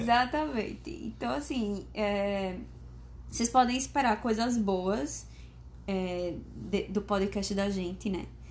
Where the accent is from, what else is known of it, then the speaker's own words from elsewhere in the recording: Maceió, Alagoas, Brazil; sou natural de Maceió, Alagoas, formada em fisioterapia